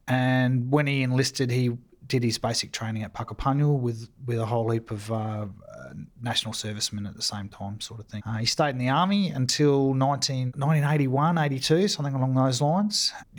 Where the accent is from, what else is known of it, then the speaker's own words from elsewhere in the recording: Sydney, New South Wales, Australia; also born or lived in Townsville; now in Adelaide, Australia; So I grew up mainly in Sydney. My father was a gunner in artillery for 23 years, and most of his postings were in the Sydney area.